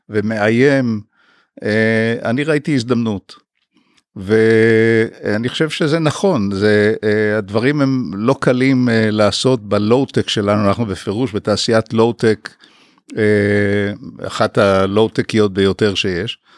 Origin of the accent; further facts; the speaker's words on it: Haifa, Haifa District, Israel; אה, למדתי הנדסת בניין אה, בחיפה, גדלתי בחיפה בעצם מגיל 10.